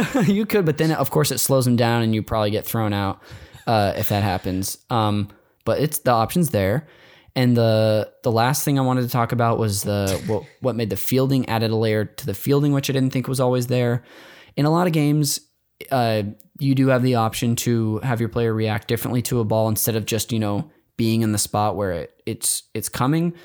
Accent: Bay Area, California, United States; I grew up near the Bay Area

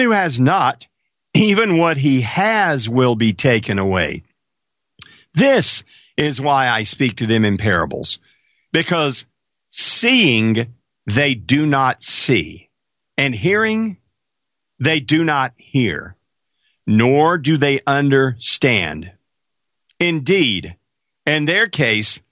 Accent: Marshall, Texas, United States; Marshall, Texas. That's my hometown

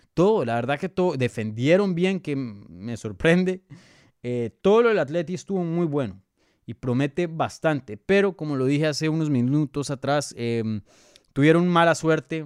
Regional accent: Bogotá, Colombia; Colombiano. Soy de Bogotá, Colombia.

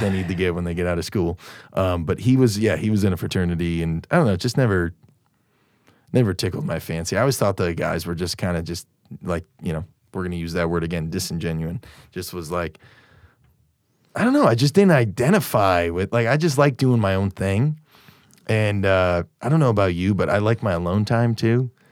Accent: Naperville, Illinois, United States; I'm from Naperville. You know how many people I went to high school

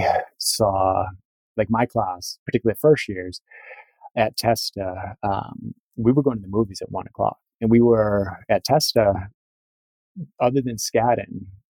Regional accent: Cape Cod, Massachusetts, United States; moved away; I grew up on the Cape, you know, very sort of environmentally aware and conscious.

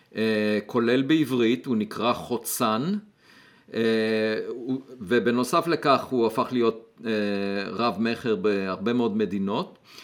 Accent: Beit Hanan, Central District, Israel; moved away; אני נולדתי במושב בית חנן, אה, גדלתי, אה, בילדותי אספתי ביצים

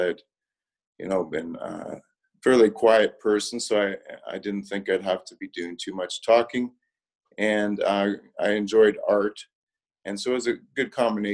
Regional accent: Spirit River, Alberta, Canada; I grew up in Spirit River, Alberta, so that's north of Grand Prairie, quite far north, a population of 1,000

